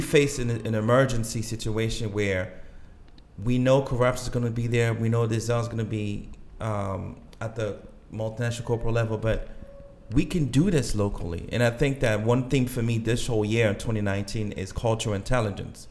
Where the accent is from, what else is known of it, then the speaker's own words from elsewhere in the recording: DR Congo; English is a second language; also born or lived in Gabon / Roxbury, Boston, United States; now in Boston, United States; I grew up and born there